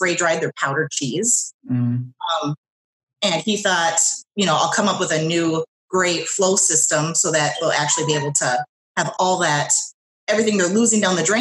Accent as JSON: {"language": "English", "region": "rural Minnesota", "country": "United States", "said": "I'm actually from more rural. I live about an hour away in Brush City, Minnesota"}